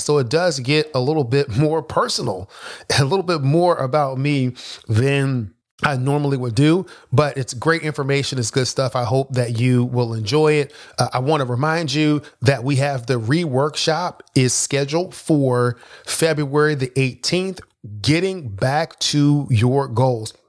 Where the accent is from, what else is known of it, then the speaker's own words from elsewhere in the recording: Philadelphia, Pennsylvania, United States; I grew up in Philadelphia